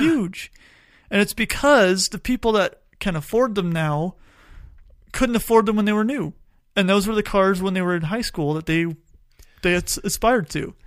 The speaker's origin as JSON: {"language": "English", "town": "Tucson", "region": "Arizona", "country": "United States", "tie": "born or raised there", "said": "I grew up in Tucson."}